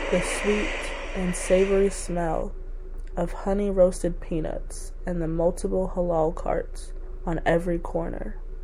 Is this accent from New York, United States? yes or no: yes; New York City, New York, United States; I have grown up in New York City my entire life, specifically Crown Heights, Brooklyn